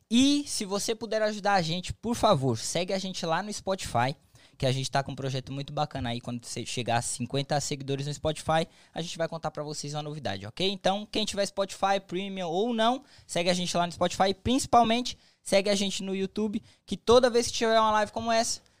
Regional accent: Minas Gerais, Brazil; moved away as an adult; now in Massachusetts, United States; eu sou de Minas Gerais

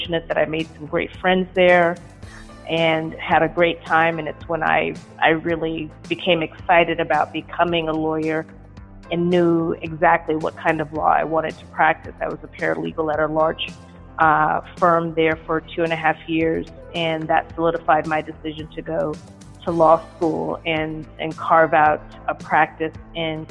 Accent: Dallas, Texas, United States; moved away as an adult; also born or lived in Stanford / New York; now in Los Angeles, United States; I'm originally from Dallas, born and raised there

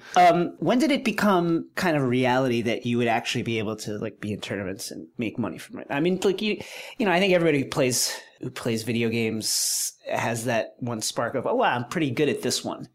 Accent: Levittown, New York, United States; where I grew up in Levittown

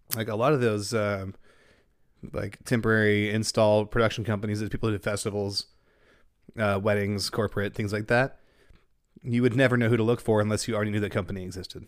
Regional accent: Denton, Texas, United States; growing up in Denton

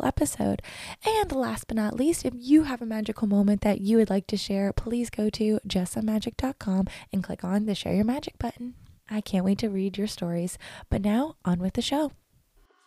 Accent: East Coast, United States; I grew up on the East Coast

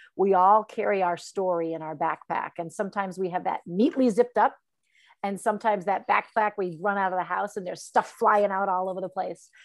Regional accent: Farmington, Connecticut, United States; I grew up in Farmington, Connecticut.

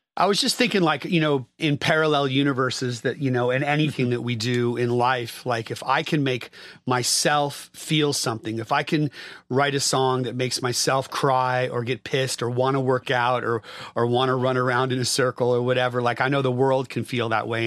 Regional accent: Bay Area, California, United States; I grew up in the Bay Area

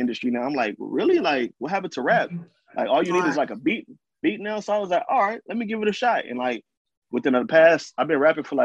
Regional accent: California, United States; I'm from Cali

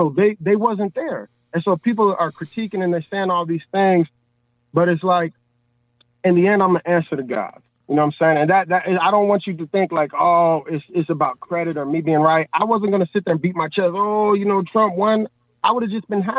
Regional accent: Chicago, Illinois, United States; I'm from Chicago

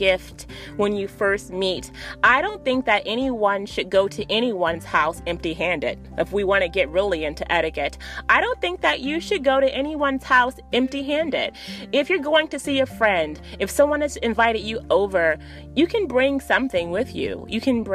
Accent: Miami Gardens, Florida, United States; Miami, Florida is my hometown, guys. For anyone who doesn't know, I'm from Miami, Florida, specifically Miami Gardens, Florida

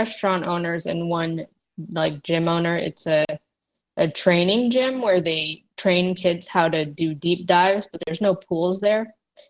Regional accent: Massachusetts, United States; also born or lived in Texas; I was actually born in Texas, but I grew up in Massachusetts.

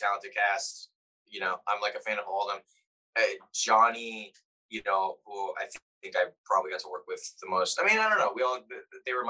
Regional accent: East Coast, United States; accent: East Coast; I think my accent leans a little East Coast

